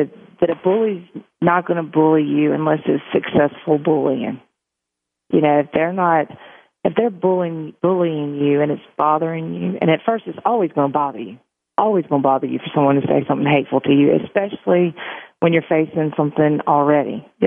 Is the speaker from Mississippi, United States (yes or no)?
yes; Meridian, Mississippi, United States; I grew up in Meridian and went to nursing school in Meridian